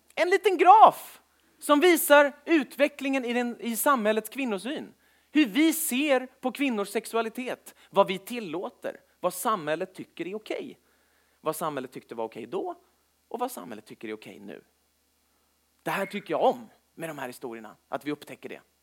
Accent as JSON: {"language": "Swedish", "town": "Stockholm", "region": "Stockholm County", "country": "Sweden", "tie": "born or raised there", "said": "född och uppvuxen i Stockholm"}